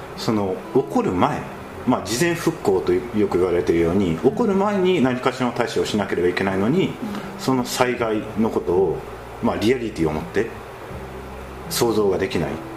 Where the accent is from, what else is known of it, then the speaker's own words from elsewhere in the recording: Kagawa, Japan; 自分も香川県の出身で